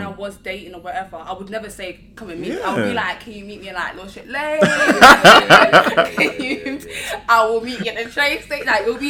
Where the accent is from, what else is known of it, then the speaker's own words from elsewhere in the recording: London, United Kingdom; I grew up in Broadwater Farm my whole life